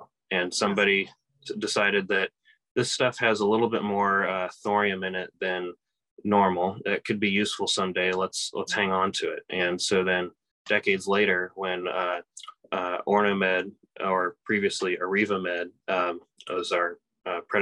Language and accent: English; Kansas City, Kansas, United States; moved away as an adult; also born or lived in St. Louis, Missouri / Seattle, Washington; now in Indiana, United States; I grew up in Kansas, in Kansas City